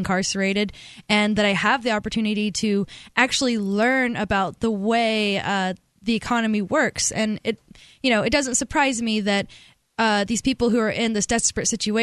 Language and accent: English; Alabama, United States; I'm from Alabama